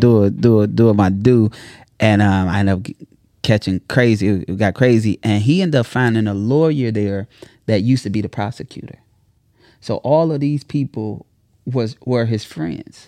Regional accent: Chicago, Illinois, United States; I'm from Chicago

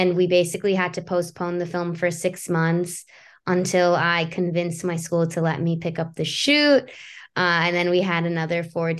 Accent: United States; accent: American; first language Persian; English is a second language; I was born here. Farsi is my first language, but it's not my dominant language.

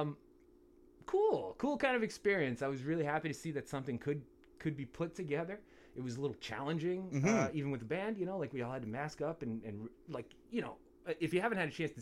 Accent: Niagara, Ontario, Canada; those of us growing up in the area

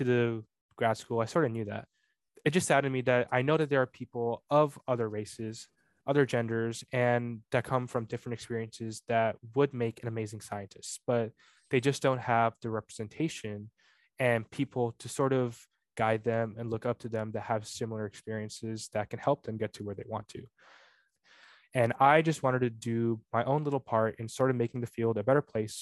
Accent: Bay Area, California, United States; I was born in the Bay Area

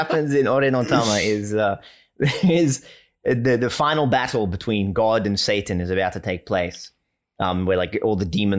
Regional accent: Australia; first language English

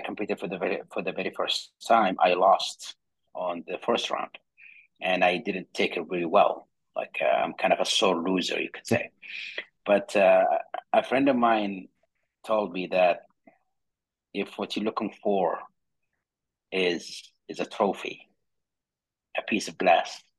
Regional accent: Saudi Arabia; I was born and raised in Saudi Arabia in a small town on the south side

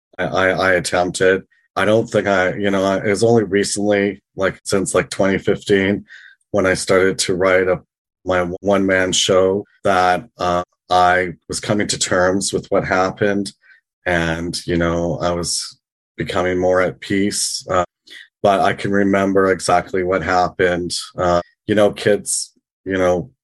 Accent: British Columbia, Canada; moved away as an adult; also born or lived in Vancouver / Victoria / London, England; now in Toronto, Canada; I was born and raised in British Columbia, lived in Vancouver, Victoria

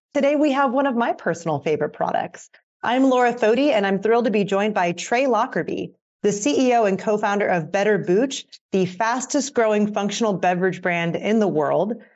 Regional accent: Pennsylvania, United States; moved away as an adult; now in California, United States; I'm from the East Coast originally

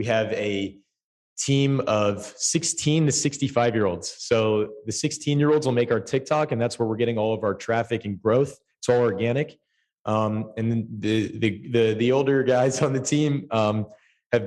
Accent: New Jersey, United States; I'm from New Jersey. I grew up in a house where my grandfather was a stroke patient.

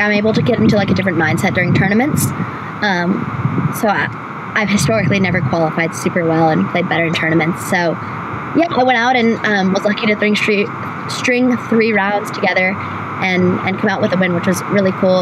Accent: North Carolina, United States; in my home state

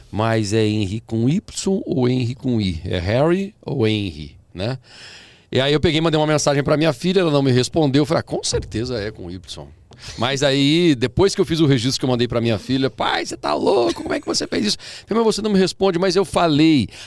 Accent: Paraná, Brazil; born there; now in São Paulo, Brazil; nasci no interior do Paraná, mas é o meu estado, né?

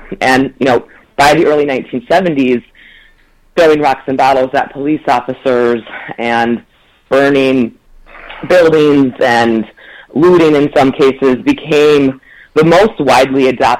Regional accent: Ann Arbor, Michigan, United States; and I'm also a Michigander. I grew up in Ann Arbor, but most of my family lives in Saginaw, Michigan.

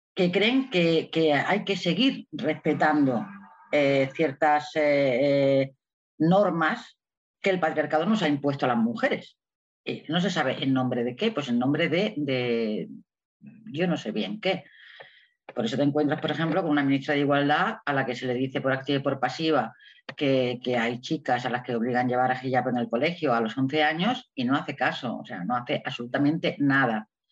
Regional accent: Melilla, Spain; estoy en Melilla, ¿no? Melilla es una ciudad muy especial porque está en el norte de África, es una ciudad española, donde yo nací hace ya muchos años

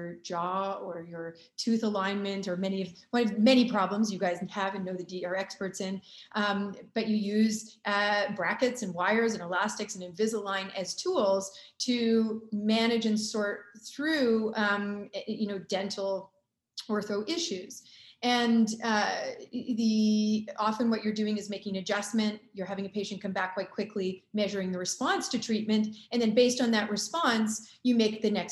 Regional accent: Canada; also born or lived in Chicago, United States / Durham, United States; I'm from Canada

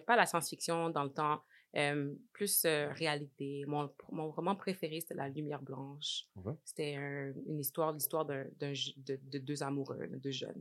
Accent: Montreal, Quebec, Canada; moved away as an adult; also born or lived in Laval / Edmonton; now in Toronto, Canada; J'ai grandi à Saint-Michel jusqu'à l'âge de 18 ans

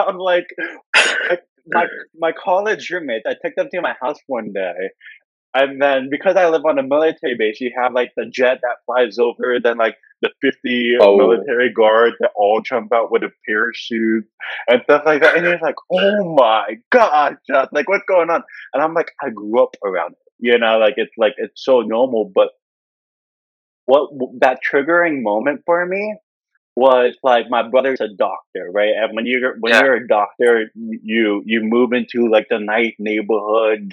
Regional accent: North Carolina, United States; I grew up in a small town in North Carolina, 6,000 population

